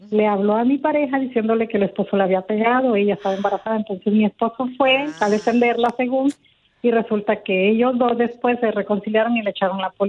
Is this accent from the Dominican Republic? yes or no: no; Honduras; now in Mexico; el jovencito es hondureño, yo soy hondureña